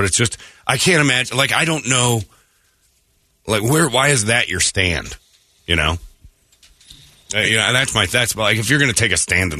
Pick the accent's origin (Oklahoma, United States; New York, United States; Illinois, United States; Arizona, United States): Arizona, United States; Maryvale; I grew up in Maryvale. I went to Maryvale High School. I'm a local artist.